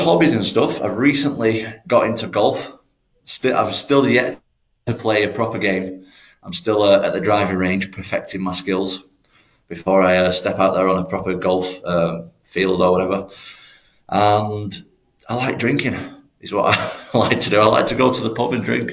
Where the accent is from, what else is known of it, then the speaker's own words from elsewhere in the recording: Manchester, North West England, United Kingdom; I'm not actually from Liverpool. I just train in Liverpool. I'm from Manchester